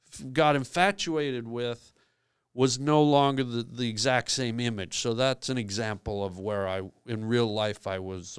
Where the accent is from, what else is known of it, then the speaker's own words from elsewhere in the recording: Canada; I came from Canada.